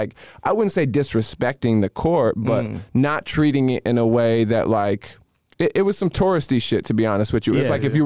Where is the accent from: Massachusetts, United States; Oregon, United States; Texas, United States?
Massachusetts, United States; now in Los Angeles, United States; I'm from Massachusetts